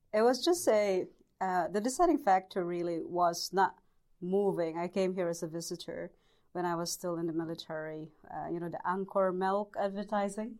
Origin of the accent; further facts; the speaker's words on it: Bohol, Central Visayas, Philippines; moved away as an adult; also born or lived in Leyte, Philippines; now in New Zealand; I was born in the Philippines in the province of uh, Bohol.